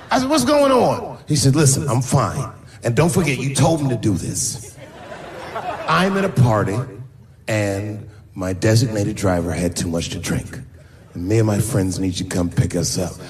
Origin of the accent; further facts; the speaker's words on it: Silver Spring, Maryland, United States; also born or lived in Washington, D.C.; I used to live in Silver Spring from like zero to ten